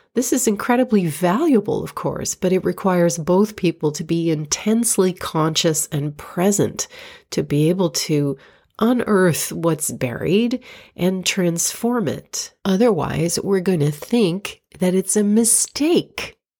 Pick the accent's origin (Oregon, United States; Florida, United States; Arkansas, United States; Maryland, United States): Florida, United States; moved away as an adult; also born or lived in New York; my hometown in Florida